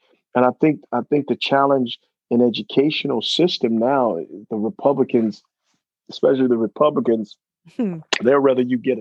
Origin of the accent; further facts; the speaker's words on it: Reno, Nevada, United States; also born or lived in Berkeley, California; I came from Reno